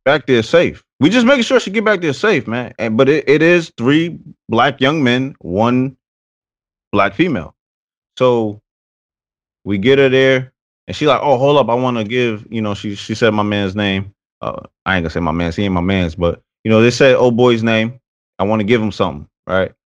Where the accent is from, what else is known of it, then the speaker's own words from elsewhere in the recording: Paterson, New Jersey, United States; I'm from Patterson, New Jersey.